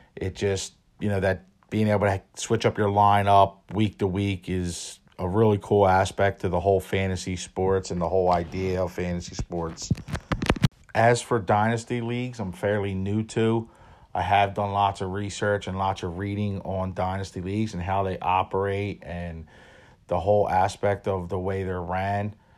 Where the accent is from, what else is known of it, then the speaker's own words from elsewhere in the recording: Philadelphia, Pennsylvania, United States; born and raised in Philadelphia